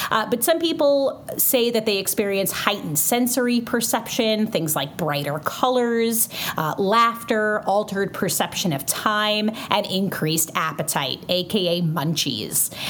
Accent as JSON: {"language": "English", "town": "New York City", "region": "New York", "country": "United States", "also_born_or_lived": "Florida", "moved": "yes", "lives_now": "Western Massachusetts, United States", "said": "I'm from Brooklyn, but I lived in Florida for six years and now I live in Western Massachusetts."}